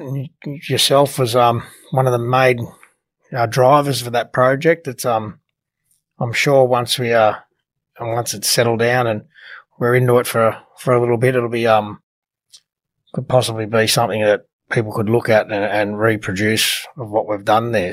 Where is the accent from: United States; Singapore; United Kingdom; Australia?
Australia; Sydney, New South Wales; my growing up in the Eastern Suburbs